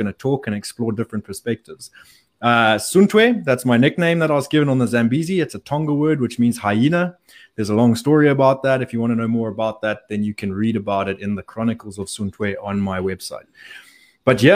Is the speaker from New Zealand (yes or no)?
no; Zimbabwe; I grew up in Zimbabwe.